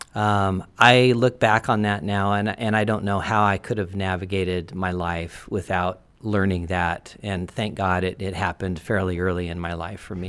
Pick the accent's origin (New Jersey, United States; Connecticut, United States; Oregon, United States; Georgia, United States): Oregon, United States; Portland; I was born in Portland